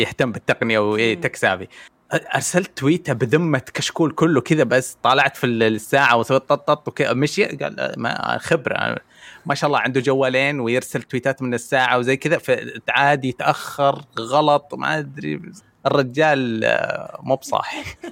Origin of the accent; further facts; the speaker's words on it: Saudi Arabia; كسعودي عايش في السعوديه